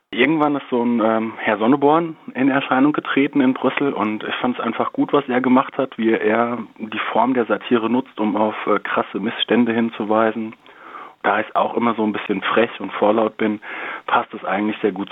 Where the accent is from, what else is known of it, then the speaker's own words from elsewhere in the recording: Darmstadt, Hesse, Germany; born there; Ich bin ja in Darmstadt geboren